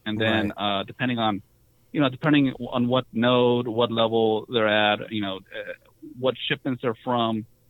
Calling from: Southern California, United States; Calling from California, Southern California.

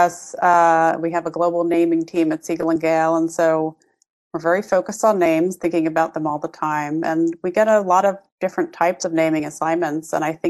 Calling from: Brooklyn, New York, United States; I'm here in Brooklyn, New York.

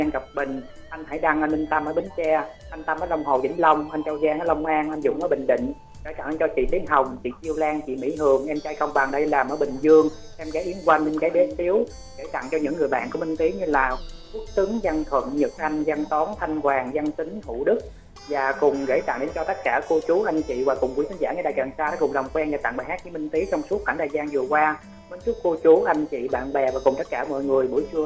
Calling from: Cà Mau, Vietnam; khán giả đang kết nối điện thoại đến từ cà mau nè lan anh và khánh trình ơi

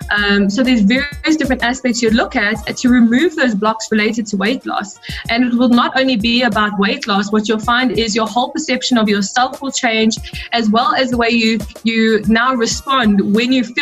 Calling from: South Africa; I'm tuned in from South Africa.

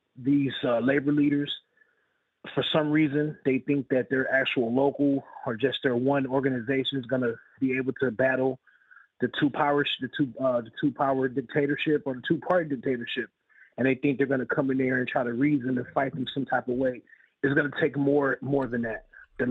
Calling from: California, United States; out of Northern California.

